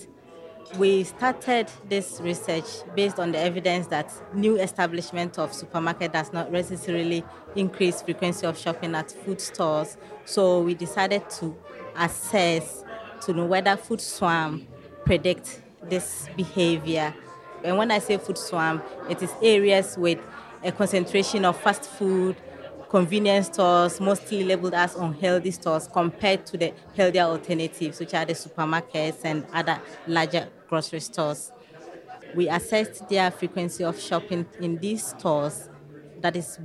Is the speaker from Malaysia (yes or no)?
no; Ghana; moved away as an adult; now in United States; I'm Black, but I'm not from America. I'm from Ghana, in Africa. So I just came here to do my master's